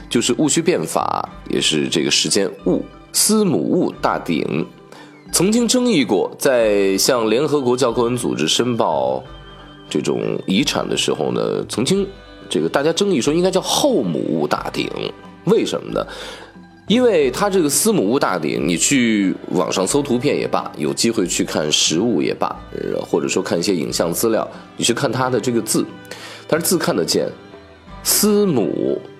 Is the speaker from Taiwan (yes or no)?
no; Shaanxi, China; 第一个就是整个青铜器时代最鼎盛的我的老家陕西